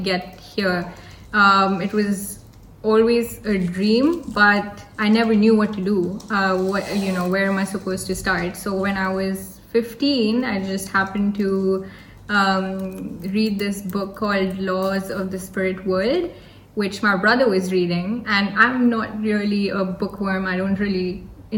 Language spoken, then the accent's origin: English; Hyderabad, Telangana, India; I'm from Hyderabad